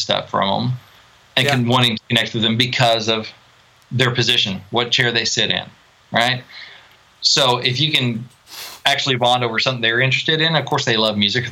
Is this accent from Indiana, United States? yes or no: no; Arkansas, United States; now in Nashville, United States; I was from Arkansas